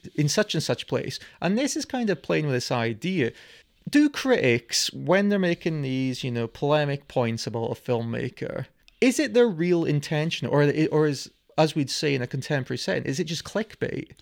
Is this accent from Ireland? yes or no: no; United Kingdom; We are of this nationality